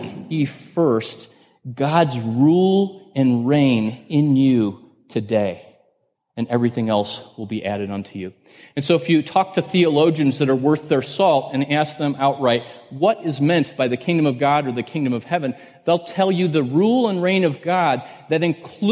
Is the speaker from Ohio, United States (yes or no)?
yes; Northeast Ohio outside of Cleveland, United States; I grew up in Northeast Ohio outside of Cleveland